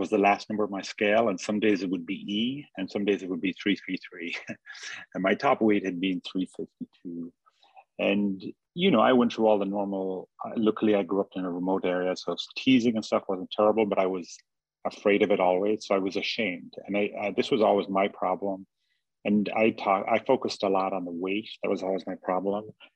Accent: Ireland; I grew up in Ireland and like in a very remote, very distinct place

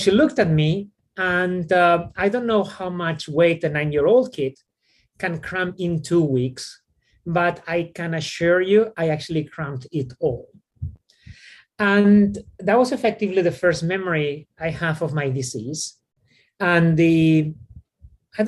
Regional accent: Spain; moved away; I grew up in Spain in a very, very, very traditional Mediterranean home

